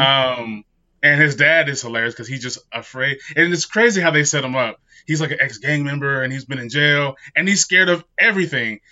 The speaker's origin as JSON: {"language": "English", "region": "Utah", "country": "United States", "tie": "born or raised there", "said": "I grew up in Utah"}